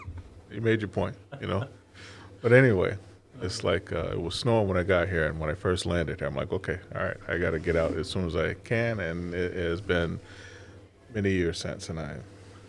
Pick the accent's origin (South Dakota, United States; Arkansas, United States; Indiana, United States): Arkansas, United States; moved away as an adult; now in Peru, New York, United States; I grew up in Arkansas, whatever, and, you know, this was completely different. When I moved up here March of 89